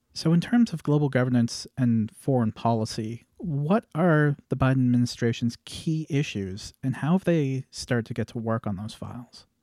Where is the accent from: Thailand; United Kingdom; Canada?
Canada; me being a Canadian